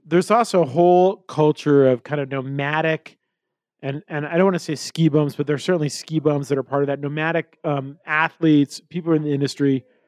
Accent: Colorado, United States; growing up in Colorado and being in the mountain environment

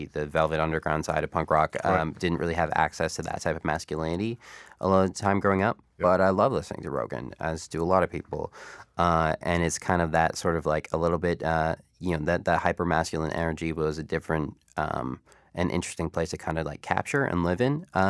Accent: Niagara Falls, Ontario, Canada; one of the first interviews I ever did was …, because I grew up in Niagara Falls.

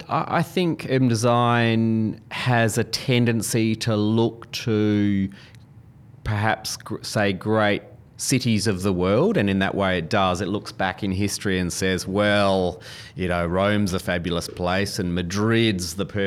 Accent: Adelaide, South Australia, Australia; now in Melbourne, Australia; And I'm not a Melbournian. I grew up in Adelaide, live in Melbourne now.

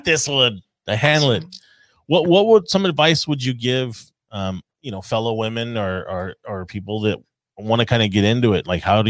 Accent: Whittier, California, United States; It's my hometown.

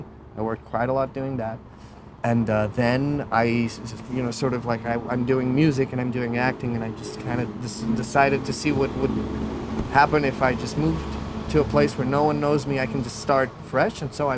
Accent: Lisbon, Portugal; moved away as an adult; also born or lived in Paris, France; now in United States; I'm a French native. I was born in Paris. My father is French, and … which is a French name. But I'm also a Portuguese. My mother's Portuguese, and I was raised in Lisbon.

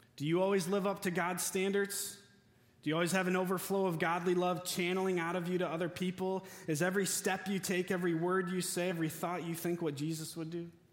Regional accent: West Michigan, United States; we're from West Michigan

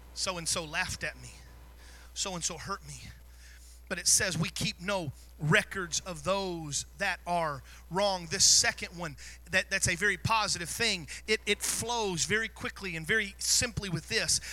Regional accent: the South, United States; I was raised in the South

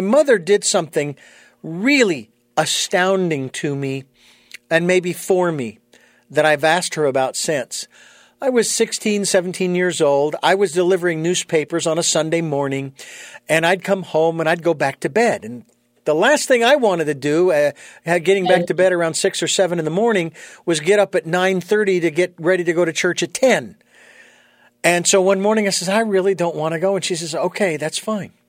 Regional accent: United States; also born or lived in Phoenix, Arizona; I was born and raised in the United States

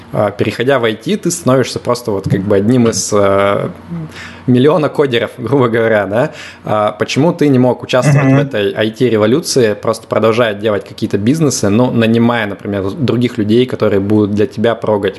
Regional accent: Yekaterinburg, Sverdlovsk Oblast, Russia; moved away as an adult; now in Limassol, Cyprus; я тоже из Екатеринбурга

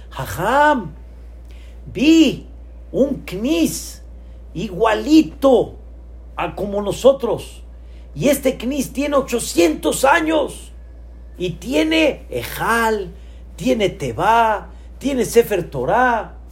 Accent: Mexico; also born or lived in Israel; yo soy Mexican people

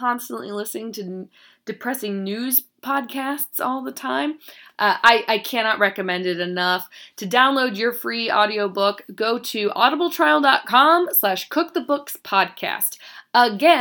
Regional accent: North Carolina, United States; now in Chicago, United States; I am from North Carolina

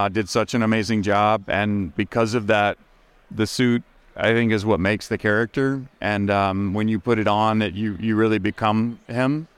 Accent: Lake Charles, Louisiana, United States; moved away as an adult; I moved away from home when I was like right out of high school, and so I recently kind of decided I wanted to be a little closer to my family and everyone I love. So I'm originally from Lake Charles, Louisiana, and I've been back there working

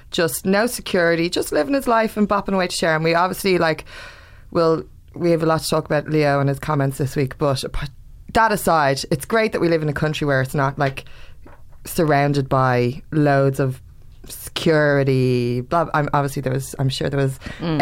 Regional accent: Ireland; I'm Irish, blah, blah, blah, I learn Irish

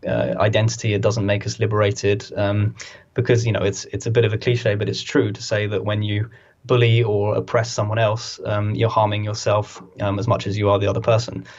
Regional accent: United Kingdom; We're a very very kind of sad, angry country

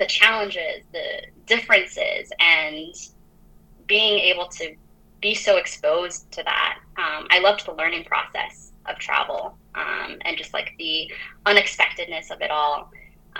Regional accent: Minnesota, United States; also born or lived in France; I grew up in France for a short while and then moved to Minnesota, for the rest of my like childhood and adolescence

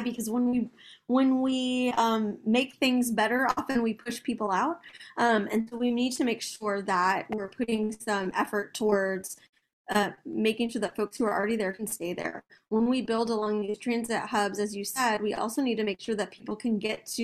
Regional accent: Austin, Texas, United States; I grew up in South Austin, like I said, I went to St. Elmo Elementary

